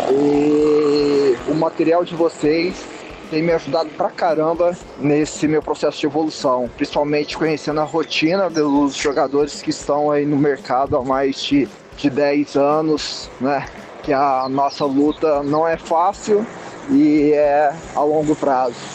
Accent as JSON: {"language": "Portuguese", "region": "interior of São Paulo", "country": "Brazil", "said": "sou aqui do interior de São Paulo."}